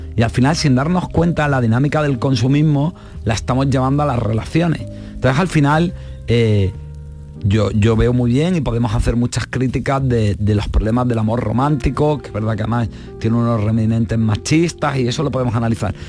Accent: Marbella, Andalusia, Spain; yo soy de Marbella

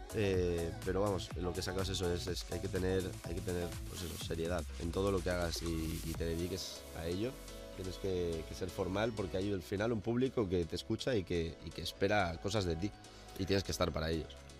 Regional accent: Valencian Community, Spain; moved away; donde yo vivía, donde me crié, eh, en Valencia

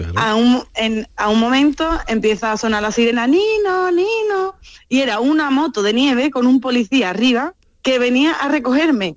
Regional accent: Seville, Andalusia, Spain; moved away as an adult; also born or lived in Albaida del Aljarafe; now in Morciano di Romagna, Italy; Después volví a Sevilla para terminar la carrera

